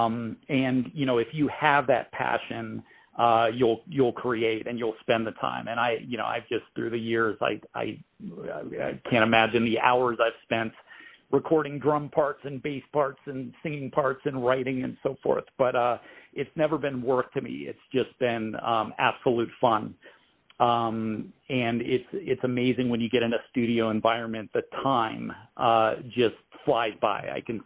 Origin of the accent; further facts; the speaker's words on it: Pittsburgh, Pennsylvania, United States; moved away as an adult; also born or lived in San Francisco, California; now in Denver, United States; Born and raised in Pittsburgh, spent a little bit of time in San Francisco, California. back to Pittsburgh and now here in Denver